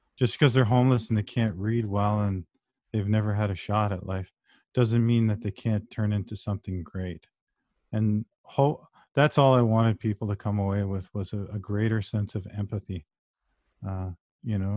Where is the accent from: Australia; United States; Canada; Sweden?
Canada; Brampton, Ontario; I was raised in Brampton